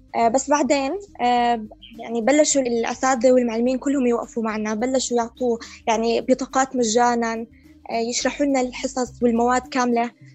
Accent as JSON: {"language": "Arabic", "country": "Jordan", "said": "عندنا في الاردن"}